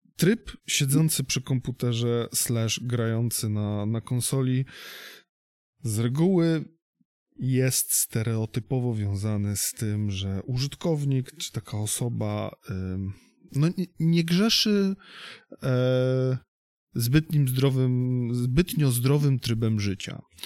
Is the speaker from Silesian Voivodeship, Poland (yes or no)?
no; Gdynia, Pomeranian Voivodeship, Poland; u nas w Gdyni